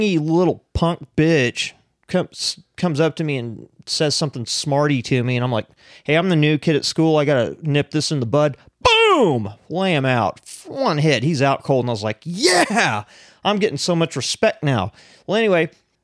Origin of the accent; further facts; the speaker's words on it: Piedmont, Oklahoma, United States; I grew up in Piedmont, Oklahoma, which is just like bowl cuts and mullets